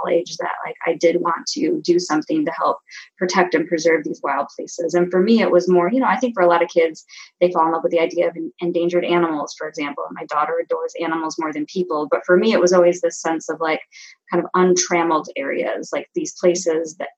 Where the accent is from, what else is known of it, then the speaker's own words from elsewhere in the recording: Michigan, United States; I grew up in Michigan, out in the country